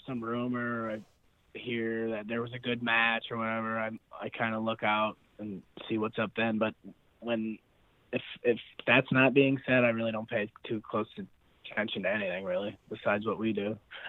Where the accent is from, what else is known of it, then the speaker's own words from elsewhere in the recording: United States; I'm really proud that I'm going to be an American